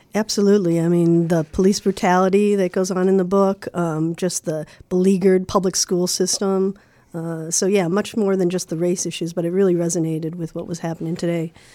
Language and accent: English; Chicago, Illinois, United States; I grew up in Lincoln Park, in the early seventies.